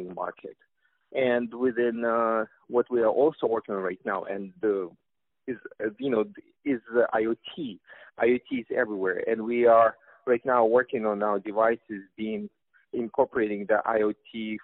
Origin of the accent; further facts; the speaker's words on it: Russia; accent: Russian; English is a second language; as you can tell from my Russian accent